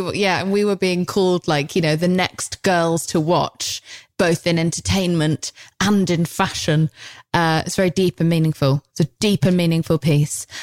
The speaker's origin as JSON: {"language": "English", "country": "United Kingdom", "said": "I'm British"}